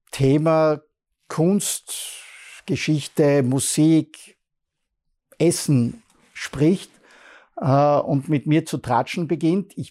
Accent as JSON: {"language": "German", "town": "Bruck an der Mur", "region": "Styria", "country": "Austria", "said": "Ich bin nicht Fußballer, ich komme aus Bruck an der Mur, ich habe Handball gespielt."}